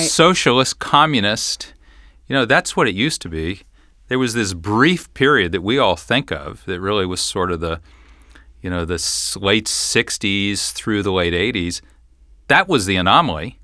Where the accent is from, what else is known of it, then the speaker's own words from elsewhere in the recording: Fort Thomas, Kentucky, United States; also born or lived in Cincinnati; I grew up in Fort Thomas, went to Highlands High School